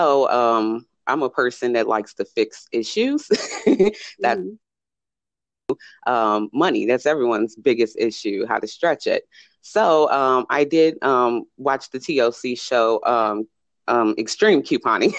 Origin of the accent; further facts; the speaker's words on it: Chicago, Illinois, United States; moved away as an adult; now in Las Vegas, United States; I'm originally from Chicago. Right now, I reside in Las Vegas